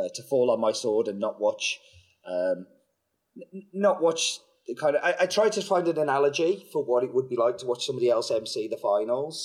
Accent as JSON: {"language": "English", "country": "United Kingdom", "said": "I'm British"}